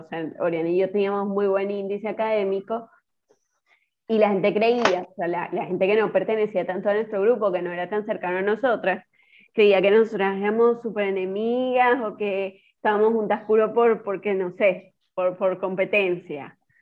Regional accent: Trujillo, Venezuela; moved away as an adult; also born or lived in Barquisimeto, Venezuela; now in Argentina; yo soy de Trujillo

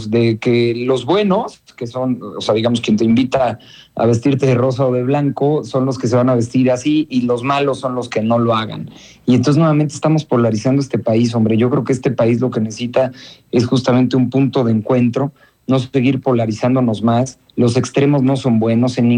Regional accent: Mexico; parece que López Obrador está consiguiendo eh, su cometido que es dividir al país, que es dividirnos como mexicanos

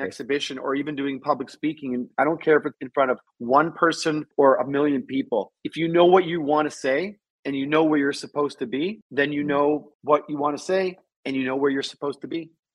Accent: Toronto, Ontario, Canada; moved away; also born or lived in New York; I was raised in Toronto.

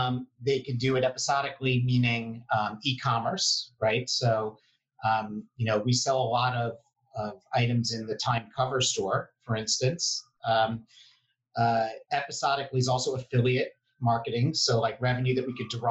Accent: New York City, New York, United States; I grew up Upper East Side and now live on the Upper West Side

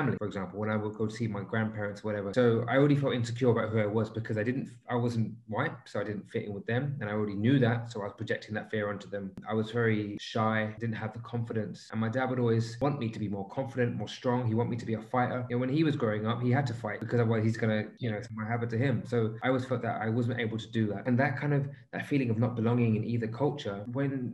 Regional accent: London, United Kingdom; moved away as an adult; now in United Arab Emirates; I've grown up in London and I've pretty much lived the typical lifestyle

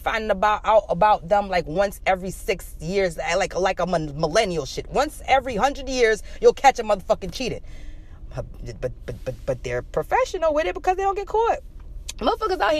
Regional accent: New York, United States; I'm still in my home state of New York

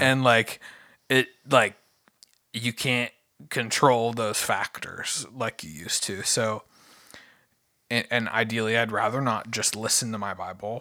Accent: United States; I'm an American

